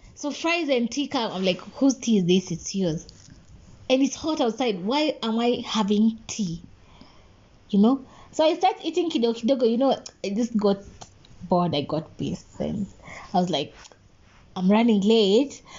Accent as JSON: {"language": "English", "town": "Nakuru", "region": "Nakuru County", "country": "Kenya", "tie": "born or raised there", "said": "I was in Nakuru. Mm-hmm. Uh, mm. that's my hometown"}